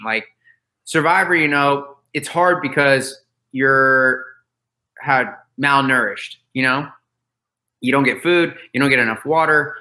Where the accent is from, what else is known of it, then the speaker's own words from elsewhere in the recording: Florida, United States; I grew up in Florida